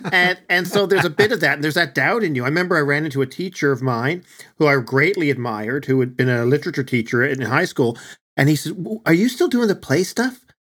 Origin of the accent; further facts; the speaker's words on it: Newfoundland and Labrador, Canada; accent: Newfoundland; people with my accent